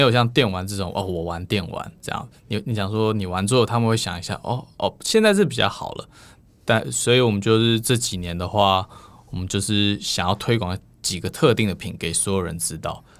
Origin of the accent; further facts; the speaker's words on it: United States; moved away as an adult; now in Taiwan; 因为我算是美国出身